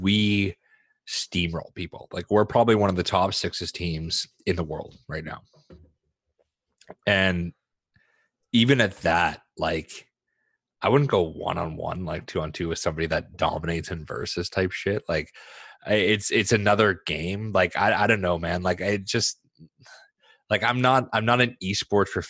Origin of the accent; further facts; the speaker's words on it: Saskatchewan, Canada; moved away; I was born in Saskatchewan, so there's some sort of like cultural heritage.